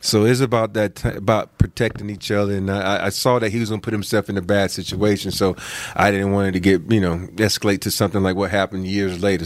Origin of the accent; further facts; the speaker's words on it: the South, United States; I'm from the South